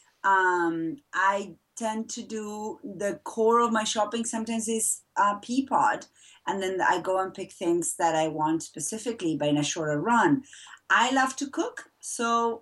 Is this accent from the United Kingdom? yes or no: no; Buenos Aires, Argentina; now in Massachusetts, United States; I was born and raised in Argentina